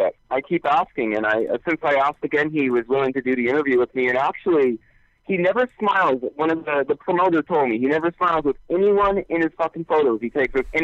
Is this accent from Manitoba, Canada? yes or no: yes; Winnipeg, Manitoba, Canada; I am born in Winnipeg. I was raised in Winnipeg all my life.